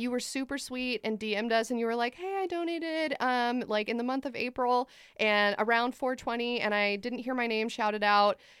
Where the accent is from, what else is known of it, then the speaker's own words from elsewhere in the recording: United States; I am not Swiss, I am American